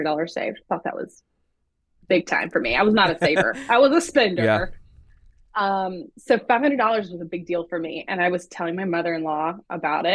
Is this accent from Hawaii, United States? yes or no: no; Jackson, Tennessee, United States; moved away as an adult; also born or lived in Nashville, Tennessee / Knoxville, Tennessee / Gainesville, Florida / Chicago, Illinois; I grew up in Jackson also, basically this area